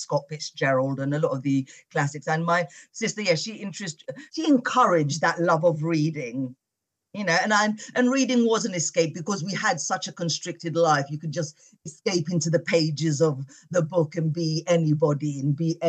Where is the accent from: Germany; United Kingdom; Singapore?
United Kingdom; I'm British born and my parents are from Morocco. I was the first youngest and the first member of my family to be born in the UK. I was brought up in a Muslim sort of household.